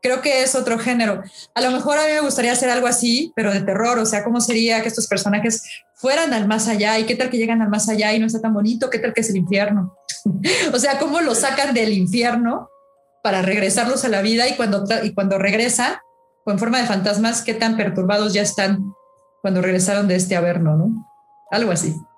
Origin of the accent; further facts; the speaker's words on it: Mexico; como mexicanos